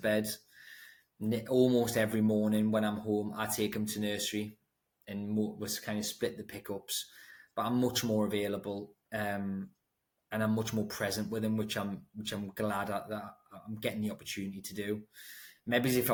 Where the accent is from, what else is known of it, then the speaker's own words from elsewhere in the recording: Newcastle upon Tyne, North East England, United Kingdom; I grew up in Throckley, Newcastle upon Tyne, if anyone knows where that is, in a block of flats